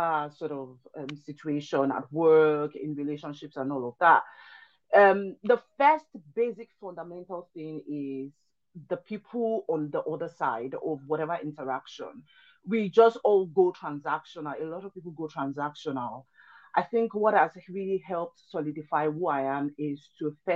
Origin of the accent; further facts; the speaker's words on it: Lagos, Nigeria; also born or lived in Ilaro, Ogun State, Nigeria; my dad moved to Lagos when I was really little, like a year old kind of deal